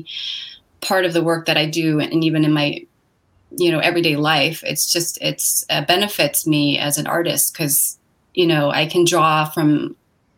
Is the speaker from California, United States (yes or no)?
yes; San Francisco, California, United States; also born or lived in Hong Kong / Oregon; I was born in a small village outside of Hong Kong, and I lived there for the first 7 years of my life. And then we moved to this country, and I grew up in San Francisco for the rest of that time